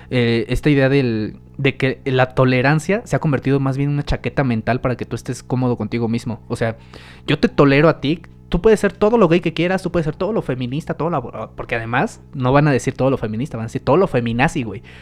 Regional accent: Mexico; como mexicanos

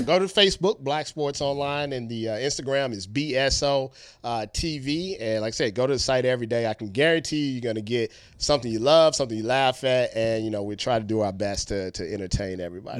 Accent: Ohio, United States; we're from Ohio

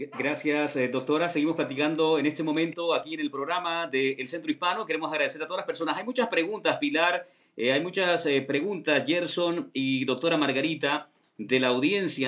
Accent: Honduras; yo soy de Honduras

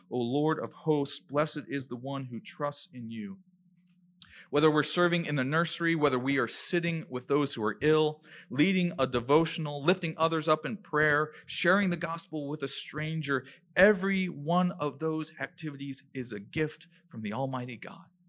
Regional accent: Maryland, United States; moved away; where I come from, growing up in Maryland, we call them a white elephant gift exchange

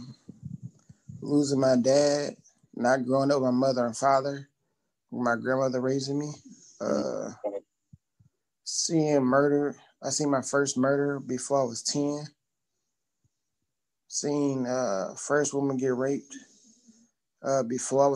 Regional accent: Detroit, Michigan, United States; growing up in Michigan, well, I guess we got to be more precise, Detroit

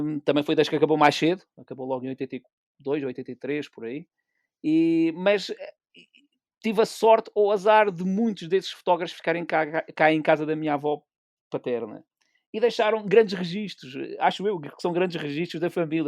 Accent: Pico Island, Calheta de Nesquim, Azores, Portugal; sou da Ilha do Pico, mais propriamente da Calha de Nesqui

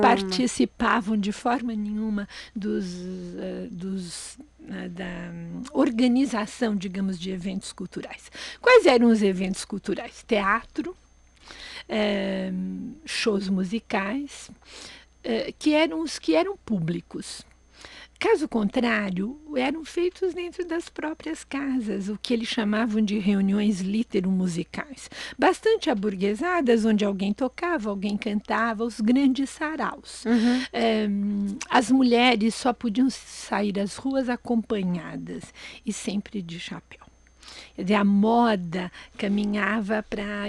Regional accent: São Paulo, Brazil; São Paulo, onde eu nasci

